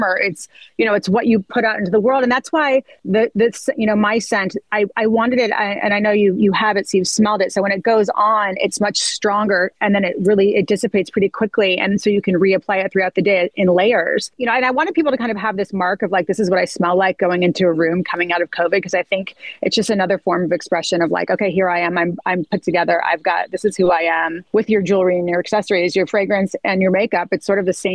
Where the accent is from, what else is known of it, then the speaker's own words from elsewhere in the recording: Santa Barbara, California, United States; And so I grew up in Montecito. I grew up in Santa Barbara.